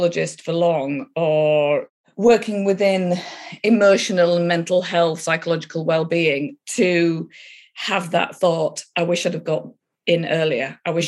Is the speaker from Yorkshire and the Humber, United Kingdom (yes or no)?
yes; Yorkshire and the Humber, United Kingdom; I grew up in Yorkshire, north of England.